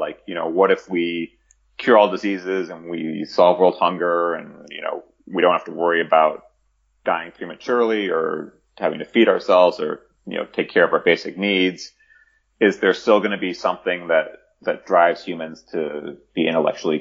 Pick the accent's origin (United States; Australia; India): United States; Chicago, Illinois; my hometown of Chicago